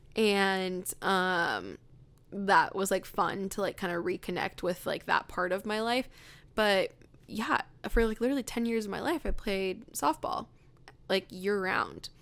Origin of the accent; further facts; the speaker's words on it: Riverside, California, United States; moved away; I grew up in, um, Riverside, California